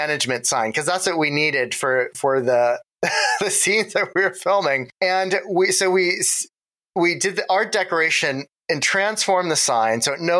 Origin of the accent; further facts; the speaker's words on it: Ohio, United States; moved away as an adult; also born or lived in New York; now in Los Angeles, United States; my Ohio days, I have very fond memories of growing up in Ohio